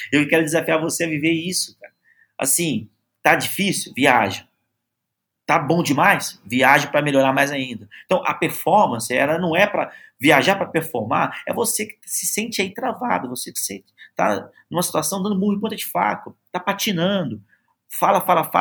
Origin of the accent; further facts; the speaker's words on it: Belo Horizonte, Minas Gerais, Brazil; Tem gente que vem de fora, eu sou de BH, tem gente que vem de fora para conhecer um restaurante aqui em BH